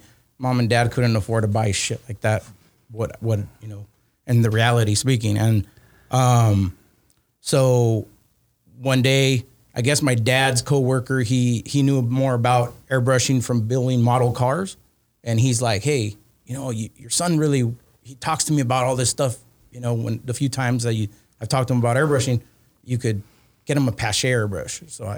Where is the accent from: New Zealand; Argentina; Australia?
Argentina; I'm originally from Argentina, from South America.